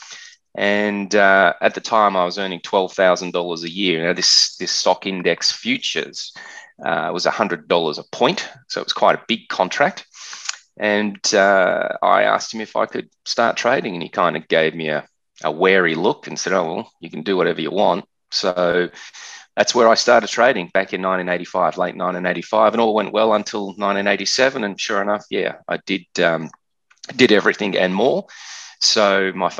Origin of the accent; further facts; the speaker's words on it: Australia; accent: Australian; you can hear from my accent that I'm an Australian